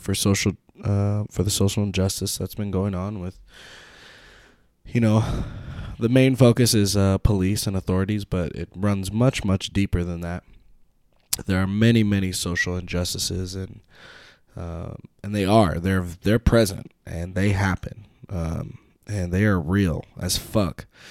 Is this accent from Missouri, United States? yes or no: no; Petaluma, California, United States; I grew up in Petaluma